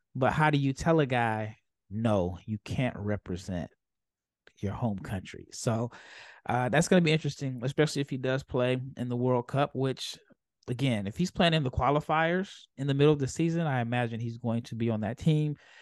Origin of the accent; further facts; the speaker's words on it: United States; as an American